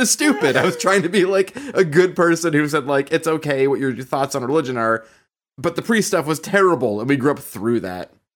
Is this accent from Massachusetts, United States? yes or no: yes; Boston, Massachusetts, United States; we are all from Boston, and we all grew up in some manner in the church